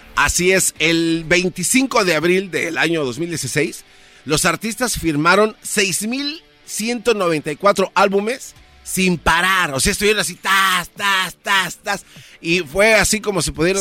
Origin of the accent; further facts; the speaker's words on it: State of Mexico, Mexico; Yo soy del Estado de México.